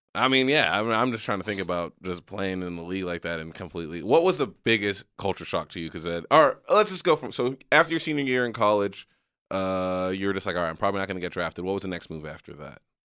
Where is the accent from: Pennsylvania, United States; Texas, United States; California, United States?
Texas, United States; McAllen; I'm from McAllen, Texas, went to high school there